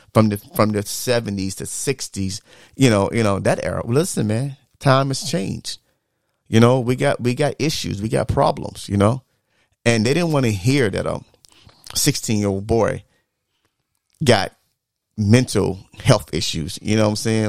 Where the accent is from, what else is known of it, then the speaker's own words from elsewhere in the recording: the South, United States; growing up in the South